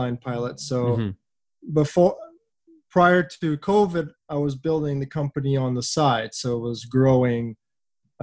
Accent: Vancouver, British Columbia, Canada; Vancouver is my hometown, so it's super rewarding being able to offer our coffee in the city that I grew up

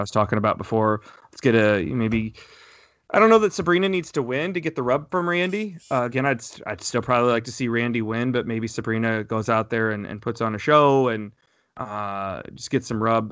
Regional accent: Fort Wayne, Indiana, United States; I was born in the Fort Wayne area

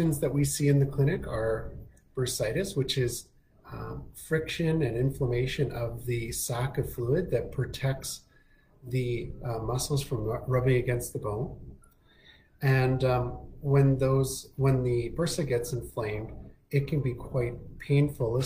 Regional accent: Winnipeg, Manitoba, Canada; also born or lived in Toronto, Canada; now in Kelowna, Canada; originally I'm from Winnipeg and went to school in Toronto

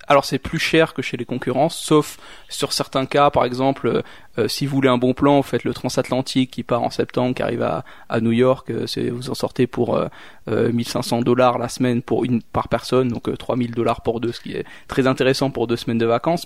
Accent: Réunion; now in Switzerland; moi je viens de la Réunion

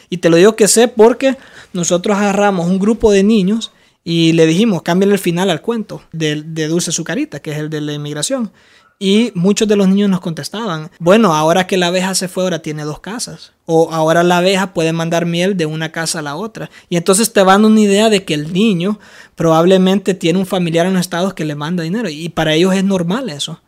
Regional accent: Honduras; yo vengo de Honduras

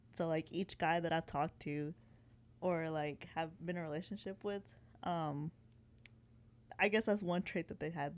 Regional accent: Waco, Texas, United States; moved away as an adult; now in Austin, United States; I'm originally from Waco, born and raised

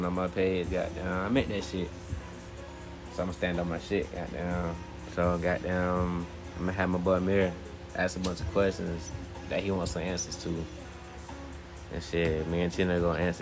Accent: Georgia, United States; also born or lived in Chicago; I'm born in Chicago, raised in Georgia

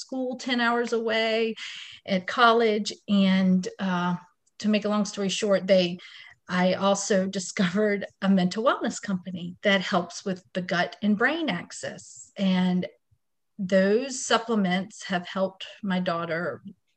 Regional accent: Wilmington, North Carolina, United States; I was born and raised in Wilmington, North Carolina, where I raise my family now.

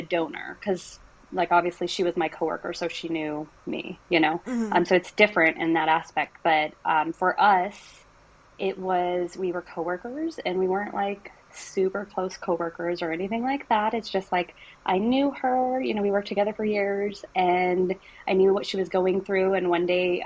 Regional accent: Arizona, United States; I'm from Arizona

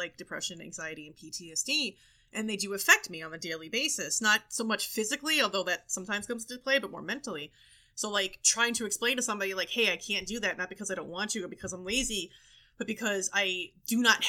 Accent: New York City, New York, United States; I grew up in Brooklyn. I grew up in New York City

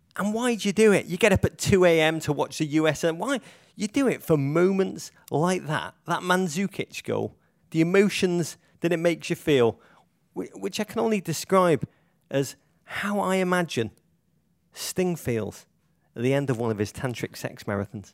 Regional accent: Liverpool, North West England, United Kingdom; my hometown, Liverpool

